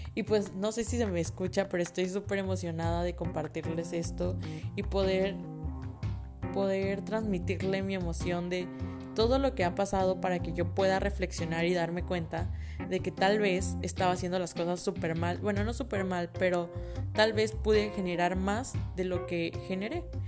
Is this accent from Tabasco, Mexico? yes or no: yes; Villahermosa, Tabasco, Mexico; moved away as an adult; also born or lived in Puebla; ahora que estoy en la universidad, que sí me fui de Villahermosa